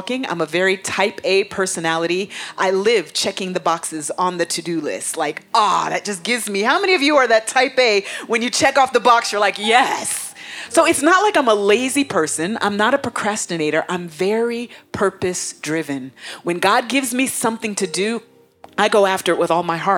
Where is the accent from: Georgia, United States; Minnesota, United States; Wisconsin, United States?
Georgia, United States; Atlanta; moved away as an adult; now in Africa; I was coming from Atlanta, my home, my old home, to Africa, my new home